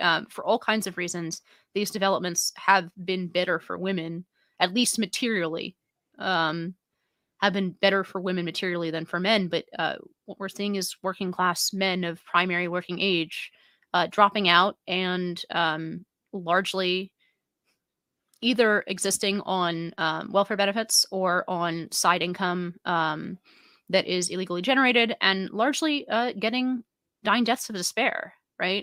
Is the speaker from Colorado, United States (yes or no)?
no; San Francisco, California, United States; now in New York City, United States; my hometown of San Francisco